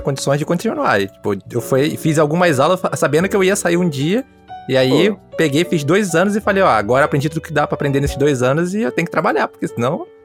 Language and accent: Portuguese; Rio de Janeiro, Brazil; sou do Rio, sou do Rio